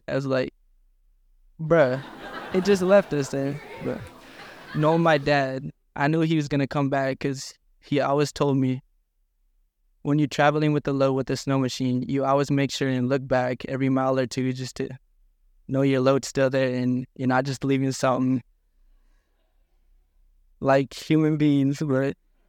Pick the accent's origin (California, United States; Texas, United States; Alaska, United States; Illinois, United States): Alaska, United States; Buckland; also born or lived in Kotzebue; I'm from Kotzebue, but I also grew up in a village called Buckland, Alaska, and this is where the story takes place.